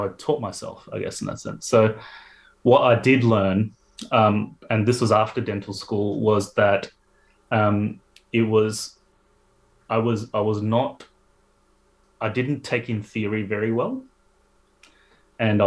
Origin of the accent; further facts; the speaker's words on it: Melbourne, Victoria, Australia; moved away as an adult; also born or lived in Adelaide; now in Sydney, Australia; I'm from Melbourne originally